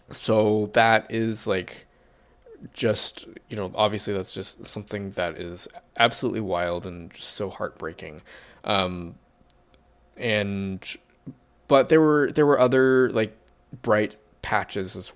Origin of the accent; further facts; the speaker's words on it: United States; because I'm Japanese American